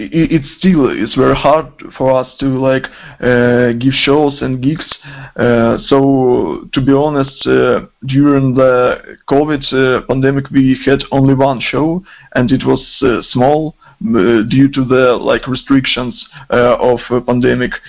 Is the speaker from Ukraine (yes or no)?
yes; Izium, Kharkiv Oblast, Ukraine; English is a second language; now in Kharkiv, Ukraine; I'm from Ukraine, from Kharkiv. Actually, uh, I'm not from Kharkiv. Kharkiv is like uh, center of a district. I'm from a small town, Izum, and uh, here in Kharkiv